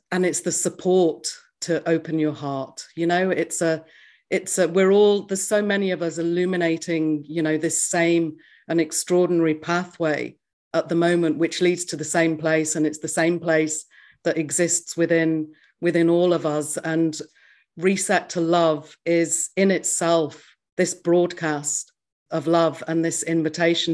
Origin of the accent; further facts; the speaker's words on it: England, United Kingdom; moved away as an adult; now in New Zealand; I grew up in England, and then at the age of thirty-three, I moved to New Zealand